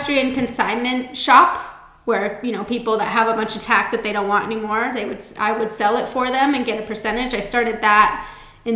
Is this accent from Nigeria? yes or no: no; Chatsworth, California, United States; I grew up in Southern California